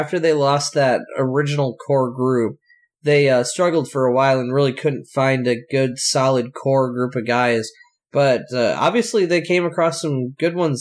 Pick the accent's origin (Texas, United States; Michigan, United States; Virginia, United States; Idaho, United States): Michigan, United States; West; growing up in the West Michigan area